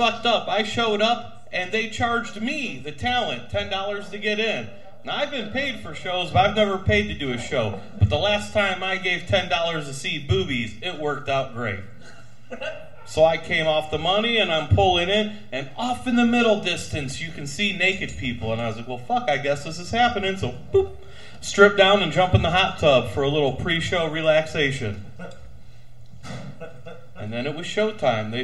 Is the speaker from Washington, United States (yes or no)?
no; South Bend, Indiana, United States; I'm from South Bend